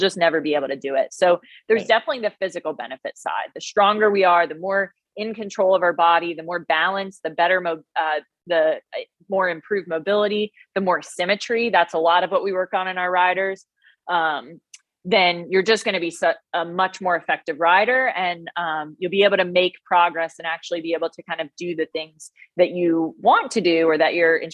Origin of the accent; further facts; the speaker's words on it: New Jersey, United States; now in North Carolina, United States; I'm Italian. So I'm an Italian from New Jersey